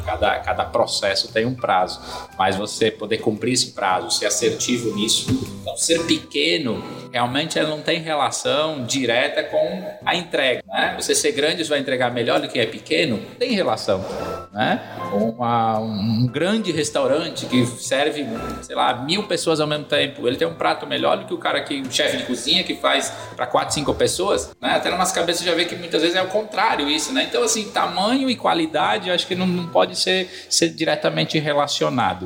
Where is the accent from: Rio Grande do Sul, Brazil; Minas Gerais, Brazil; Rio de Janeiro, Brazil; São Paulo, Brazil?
Rio Grande do Sul, Brazil; now in Ceará, Brazil; eu hoje moro, moro no Ceará, mas sou gaúcho.